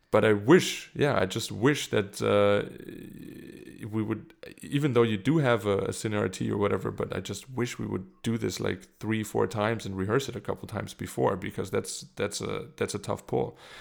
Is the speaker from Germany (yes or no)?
yes; Germany; English is a second language; moved away as an adult; also born or lived in South Carolina; now in Munich, Germany